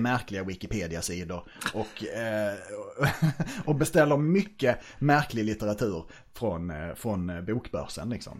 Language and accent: Swedish; Norrköping, Östergötland, Sweden; jag är tvåbarnsfar från Norrköping